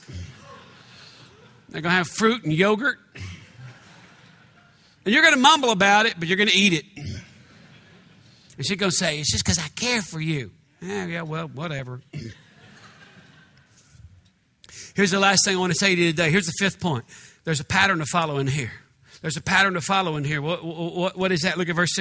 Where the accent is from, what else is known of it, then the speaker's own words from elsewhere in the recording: United States; I'm from America, the United States